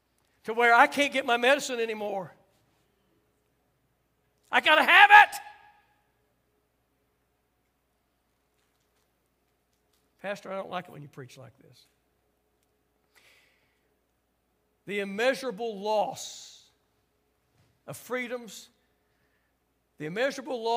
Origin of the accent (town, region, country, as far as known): United States